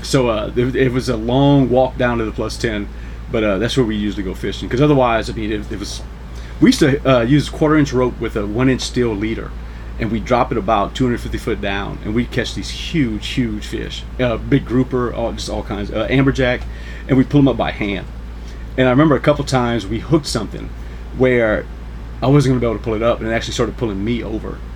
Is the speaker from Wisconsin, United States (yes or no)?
no; New Iberia, Louisiana, United States; I'm from New Iberia, Louisiana. That's my hometown